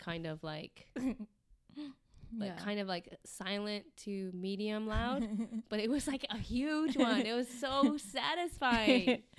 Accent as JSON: {"language": "English", "region": "Midwest", "country": "United States", "said": "I'm from {S1} the {S0} Midwest."}